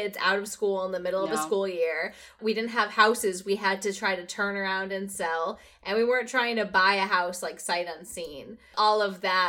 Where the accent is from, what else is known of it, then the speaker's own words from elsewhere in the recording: New England, United States; moved away as an adult; I'm going to go ahead and speak for us New Englanders